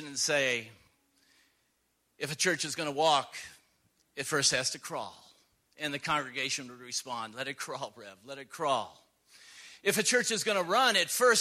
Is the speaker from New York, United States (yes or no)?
yes; Buffalo, New York, United States; moved away; We're original Western New Yorkers. We're from Buffalo